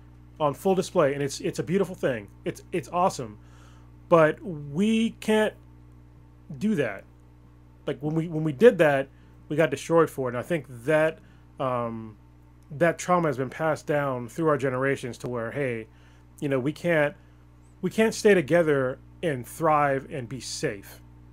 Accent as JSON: {"language": "English", "country": "United States", "said": "I love being an American."}